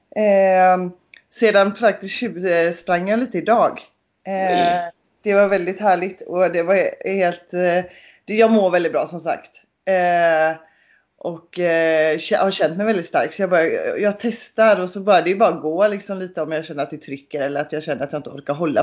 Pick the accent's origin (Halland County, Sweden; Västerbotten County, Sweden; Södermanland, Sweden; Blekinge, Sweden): Halland County, Sweden; Kungsbacka; i Kungsbacka där jag är ifrån